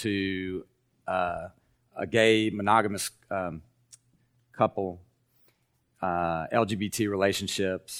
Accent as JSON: {"language": "English", "area": "Appalachia", "region": "Kentucky", "country": "United States", "tie": "born or raised there", "moved": "yes", "said": "who grew up in Appalachia, in the Southern Baptist Church"}